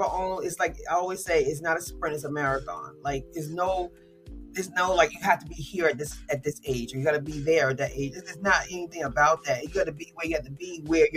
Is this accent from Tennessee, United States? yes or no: no; Teaneck, New Jersey, United States; living in Teaneck